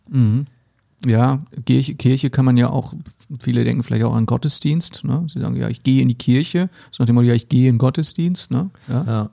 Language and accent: German; Hesse, Germany; in Hessen sagen wir